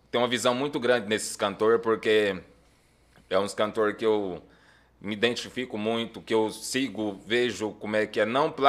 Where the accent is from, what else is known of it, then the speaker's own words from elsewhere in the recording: Minaçu, Goiás, Brazil; moved away as an adult; also born or lived in Goiânia; now in Porangatu, Brazil; Eu sou natural de Minasu. Minasu. Minasu, Goiás.